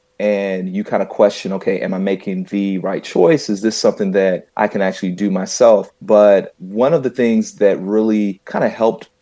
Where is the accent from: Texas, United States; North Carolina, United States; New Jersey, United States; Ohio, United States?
North Carolina, United States; Charlotte; I am originally from Charlotte, North Carolina